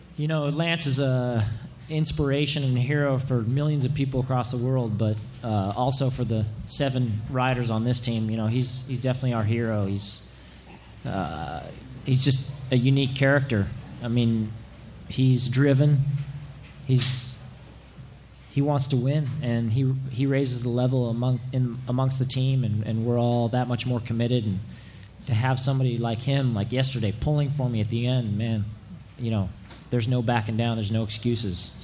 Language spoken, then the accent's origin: English; Santa Rosa, California, United States; my hometown of Santa, Santa Rosa